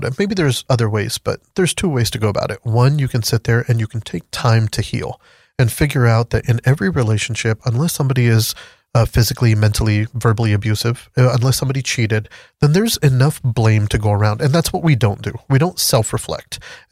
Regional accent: Pakistan; moved away; So originally I'm from Pakistan

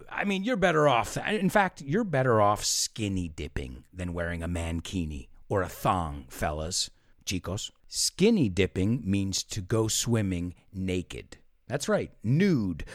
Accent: United States; where we say take in the United States

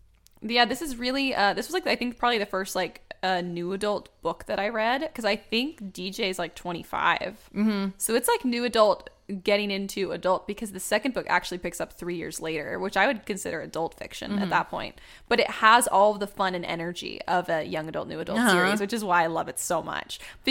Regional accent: Alabama, United States; born there; But, I was also born in Alabama.

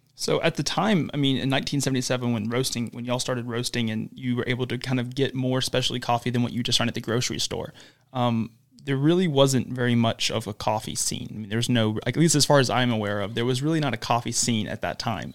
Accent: Huntsville, Alabama, United States; lived in Huntsville their entire life, like I have

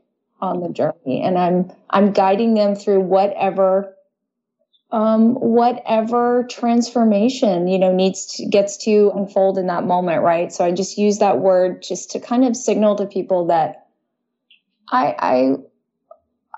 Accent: Dallas, Texas, United States; I was born in Texas, Dallas, Texas, which is very conservative and it tends to be pretty religious

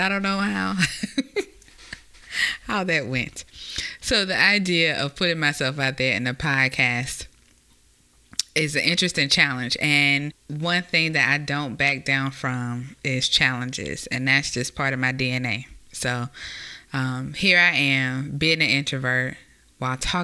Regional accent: Mobile, Alabama, United States; also born or lived in Mississippi / Georgia / Texas; now in Virginia Beach, United States; I am a native of Mobile, Alabama

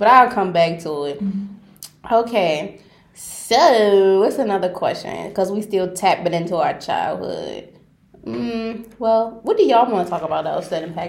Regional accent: Baltimore, Maryland, United States; I'm from Baltimore.

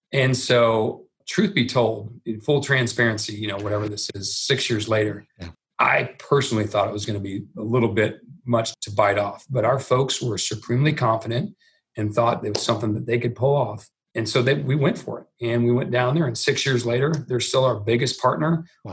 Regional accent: Nebraska, United States; moved away as an adult; also born or lived in Santa Monica, California; we're from Nebraska

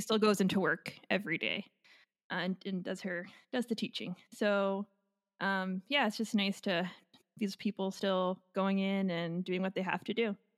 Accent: New York, United States; my home state

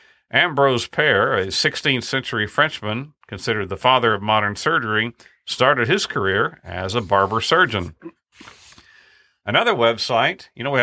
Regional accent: Kerrville, Texas, United States; Named thus because it was just across Earl Garrett Street from the post office in my hometown of Kerrville.

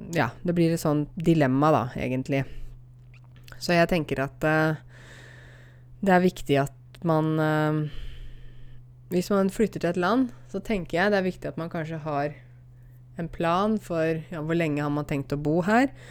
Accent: Norway

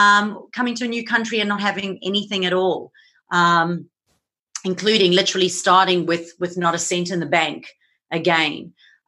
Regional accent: South Africa; now in Gold Coast, Australia; I'm originally from South Africa, so you'll notice I have a little bit of a mixed accent. I now am currently living on the Gold Coast in Australia. I moved here 11 years ago

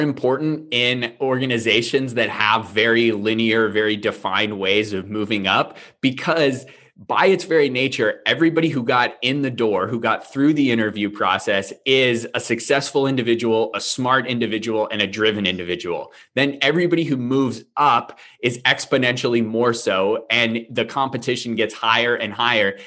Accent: near Manchester, New Hampshire, United States; Manchester, New Hampshire, which was about 20 minutes away from my hometown

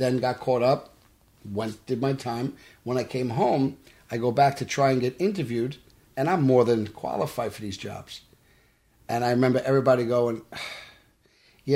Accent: New York City, New York, United States; grew up in Brooklyn

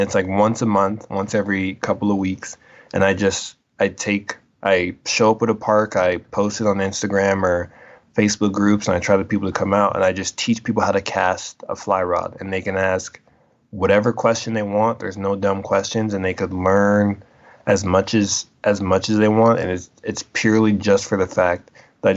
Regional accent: Colorado, United States; I was born and raised in Colorado

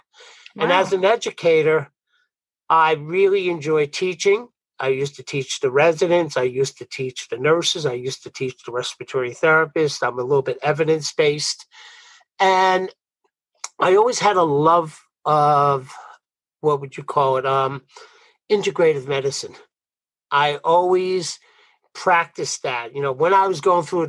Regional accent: New York, United States; accent: Brooklyn; I'm from New York. Maybe you could pick up my Brooklyn accent, but I'm from New York

